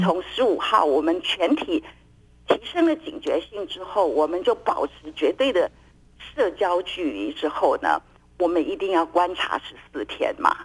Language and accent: Chinese; Taiwan; 我们台湾人